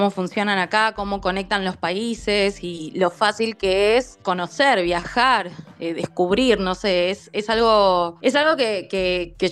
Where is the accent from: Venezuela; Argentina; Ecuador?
Argentina; Nosotros siendo argentinos y estando acostumbrados a las distancias inmensas que tiene nuestro país